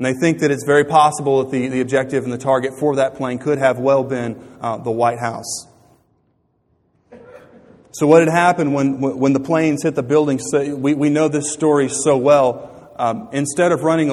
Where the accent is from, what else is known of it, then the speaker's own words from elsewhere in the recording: United States; we as American believers